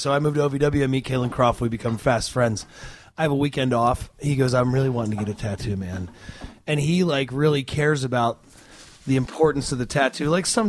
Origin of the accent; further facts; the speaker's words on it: Australia; Oh, hell yeah. Jacko, I'm actually Australian.